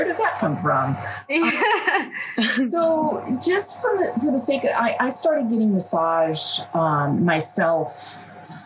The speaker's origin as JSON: {"language": "English", "town": "Portland", "region": "Oregon", "country": "United States", "tie": "born or raised there", "also_born_or_lived": "Germany / Alabama / Eugene, Oregon", "said": "born in Germany. My mom was originally from Portland. My dad was in the military. That's why I was born in Germany. And they decided that Portland was the place to raise a family. So I grew up in Portland"}